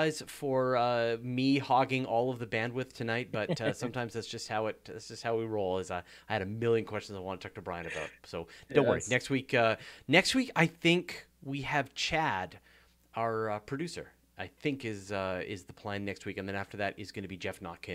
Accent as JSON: {"language": "English", "country": "Canada", "said": "as a Canadian"}